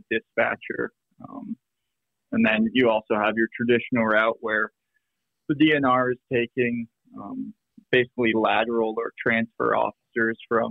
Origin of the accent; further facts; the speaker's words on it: Vermont, United States; moved away as an adult; now in Minnesota, United States; I grew up in Vermont